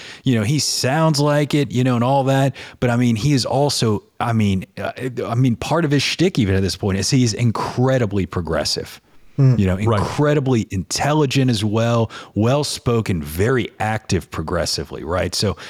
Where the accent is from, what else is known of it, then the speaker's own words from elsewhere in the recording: the South, United States; Look at what I mean, look at me. I look like a dirty Southerner, man.